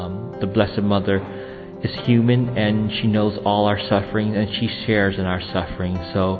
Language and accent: English; United States; I come from the United States.